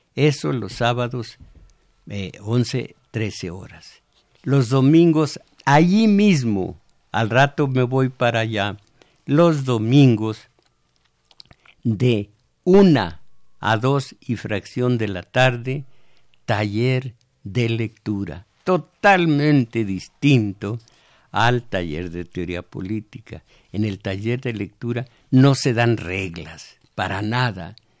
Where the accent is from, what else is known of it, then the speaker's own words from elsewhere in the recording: Mexico; somos mexicanos